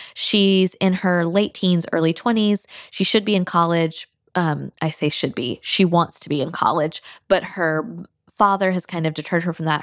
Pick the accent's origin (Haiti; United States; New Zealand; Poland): United States; North Florida; also born or lived in Alabama; now in South Georgia, United States; I grew up in North Florida, and I now live in South Georgia